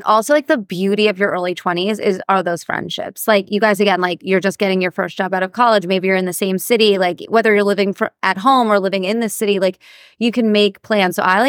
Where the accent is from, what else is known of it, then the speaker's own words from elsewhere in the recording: New Jersey, United States; Well, that's also because we grew up in Jersey.